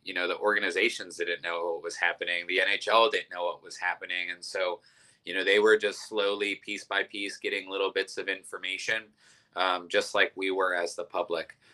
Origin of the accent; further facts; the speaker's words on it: Youngstown, Ohio, United States; moved away as an adult; now in Columbus, United States; I'm from Youngstown, Ohio, uh, which is a big Italian community, and uh, moved down to Columbus about 10 years ago for college